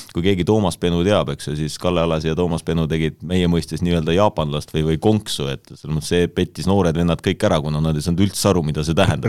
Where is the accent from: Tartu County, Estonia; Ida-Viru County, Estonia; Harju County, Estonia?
Ida-Viru County, Estonia; Iisaku; ma sünnipäraselt tegelikult olen Ida-Virumaalt